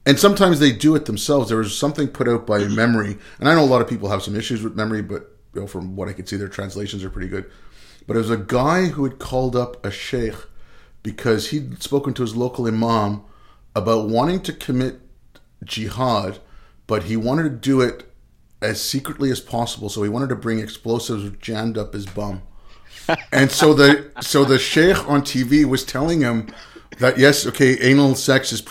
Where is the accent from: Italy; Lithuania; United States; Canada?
Canada; also born or lived in India; I was born in India. My family moved to Canada when I was six, so I was still also very young.